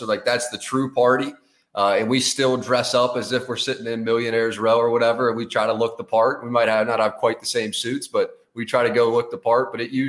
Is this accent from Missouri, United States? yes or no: no; Fort Thomas, Kentucky, United States; So I grew up in Fort Thomas, Kentucky, which is about, you know, it's about exactly 2 hours or so from the track from Louisville.